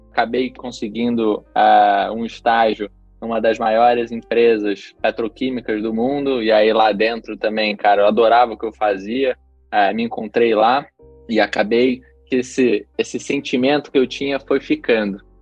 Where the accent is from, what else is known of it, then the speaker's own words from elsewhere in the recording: Rio de Janeiro, Brazil; also born or lived in Chicago, United States; sou carioca, né? Mas nessa época ainda morava no Rio